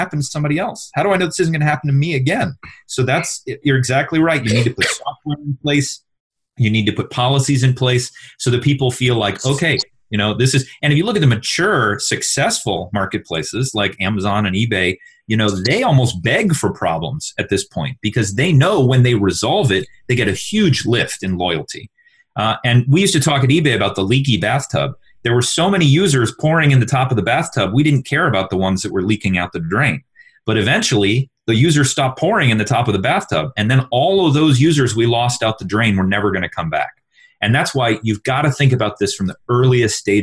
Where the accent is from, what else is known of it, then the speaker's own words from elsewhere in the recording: Texas, United States; I'm from Texas